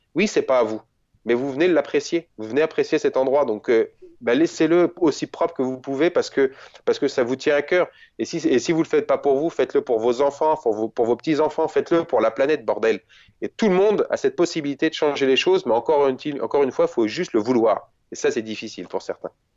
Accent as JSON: {"language": "French", "country": "France", "said": "chez nous en France"}